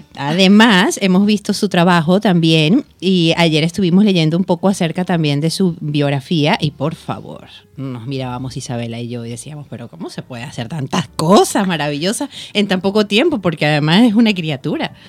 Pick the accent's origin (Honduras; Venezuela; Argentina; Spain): Venezuela; moved away; Todo el equipo de producción de la Finestra Cultural somos venezolanos